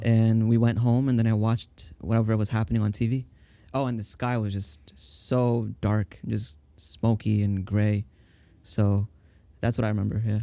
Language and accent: English; Tampa, Florida, United States; also born or lived in Brooklyn, New York / Staten Island, New York; I grew up in Florida